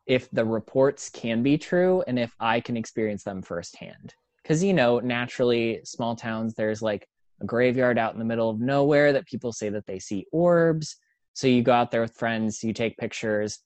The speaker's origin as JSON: {"language": "English", "region": "Midwest", "country": "United States", "tie": "born or raised there", "moved": "as an adult", "lives_now": "Orlando, United States", "said": "growing up in the Midwest"}